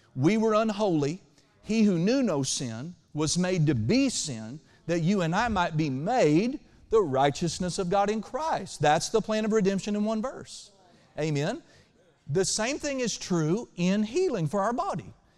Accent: Oklahoma, United States; now in Western Kentucky, United States; where I grew up in Oklahoma

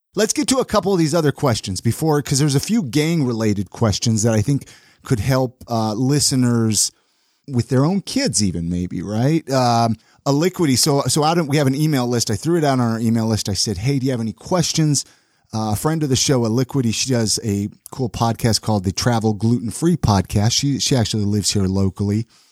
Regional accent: Southern California, United States; I grew up in Southern California

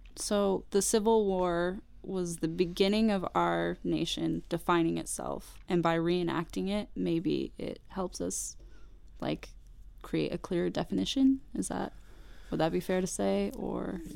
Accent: Arizona, United States; I'm from Arizona

